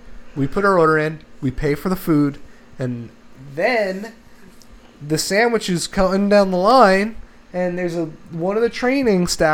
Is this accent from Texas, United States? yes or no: no; New Jersey, United States; we're from Jersey